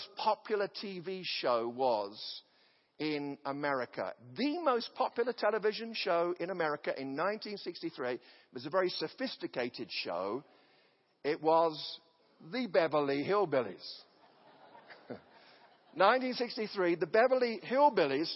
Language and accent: English; an English village, England, United Kingdom; now in United States; The village that I come from, which has about 500 people, it's clustered together. There was a lord of the manor